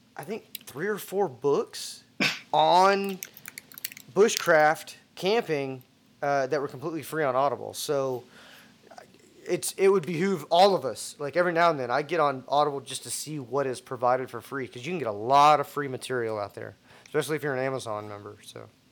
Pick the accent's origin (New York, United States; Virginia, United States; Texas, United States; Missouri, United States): Texas, United States; I'm from Texas.